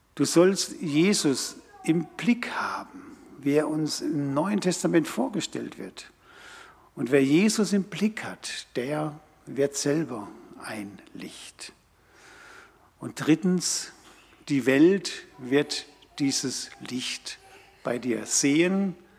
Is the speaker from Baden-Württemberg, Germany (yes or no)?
yes; Karlsruhe, Baden-Württemberg, Germany; das war meine Heimatstadt. Dort habe ich Realschule und Abitur gemacht.